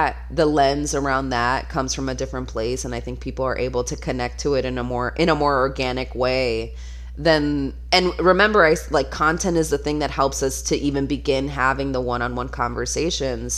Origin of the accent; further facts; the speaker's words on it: Florida, United States; I'm from Florida